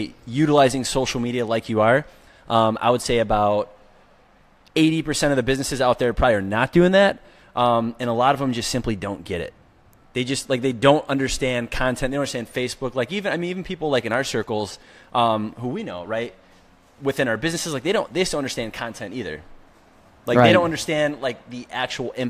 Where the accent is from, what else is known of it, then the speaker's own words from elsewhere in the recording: Detroit, Michigan, United States; now in Grand Rapids, United States; born and raised in Detroit.